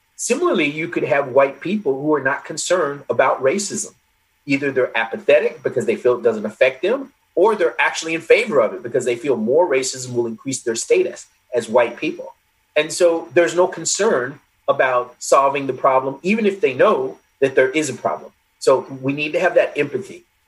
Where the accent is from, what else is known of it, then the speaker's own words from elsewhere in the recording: United States; also born or lived in England; being an American